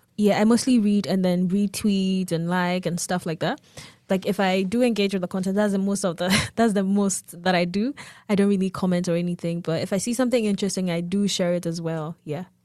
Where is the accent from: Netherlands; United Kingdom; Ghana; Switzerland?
Ghana; moved away as an adult; now in United States; I am from Ghana. I just came to the U S for school.